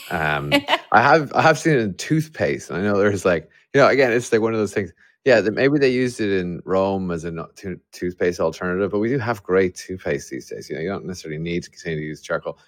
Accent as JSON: {"language": "English", "country": "Ireland", "said": "an Irishman develop, building a company to try and solve liver disease"}